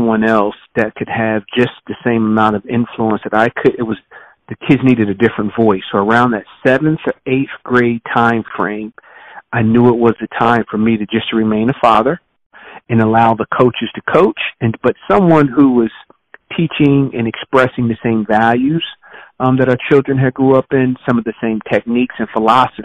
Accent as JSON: {"language": "English", "town": "Trenton", "region": "New Jersey", "country": "United States", "tie": "born or raised there", "also_born_or_lived": "Madison, Wisconsin / Miami / Philadelphia / Buffalo", "moved": "as an adult", "said": "Born and raised in Trenton, New Jersey"}